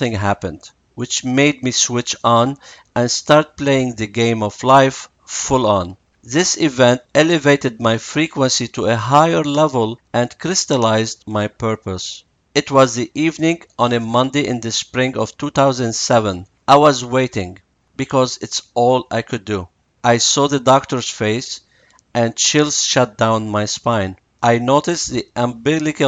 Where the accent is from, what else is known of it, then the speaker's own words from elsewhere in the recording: Lebanon; I was born in Lebanon in a Catholic family, living in a Jewish neighborhood and in a Muslim city